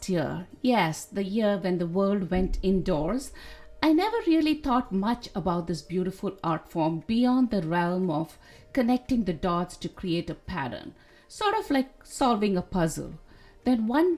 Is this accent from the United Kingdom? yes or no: no; India; Growing up in India, I've watched women gracefully hold the container